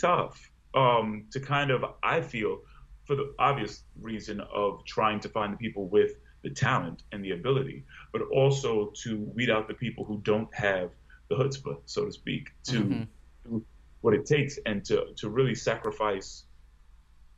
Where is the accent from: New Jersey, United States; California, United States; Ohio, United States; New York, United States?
New York, United States; Long Island; I grew up in Long Island. I'm a first-generation American